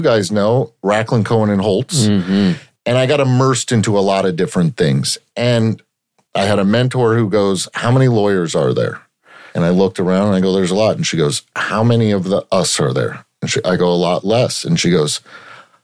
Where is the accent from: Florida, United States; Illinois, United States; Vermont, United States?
Florida, United States; Plantation; I grew up in Plantation and my dad was a professor at Nova